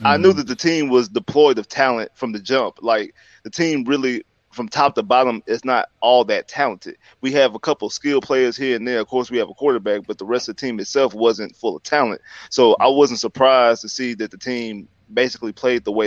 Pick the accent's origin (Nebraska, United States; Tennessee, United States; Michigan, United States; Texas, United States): Texas, United States; around Houston; I grew up around Houston.